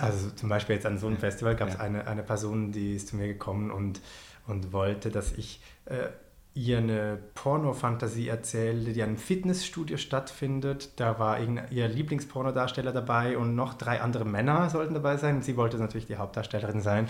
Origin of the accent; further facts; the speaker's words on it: Switzerland; ich als äh, Schweizer